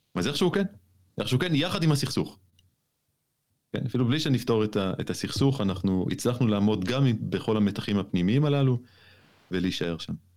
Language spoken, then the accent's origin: Hebrew; Jerusalem, Jerusalem District, Israel; בתור ירושלמי אני יודע על מה אני מדבר בהקשר הזה. אני כן. לא הייתי מי שאני היום אם לא הייתי ירושלמי